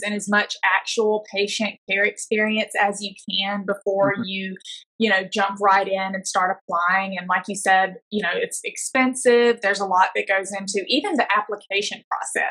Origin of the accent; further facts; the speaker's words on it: Alabama, United States; I'm actually from Alabama, really mm-hmm. rural, like tiny town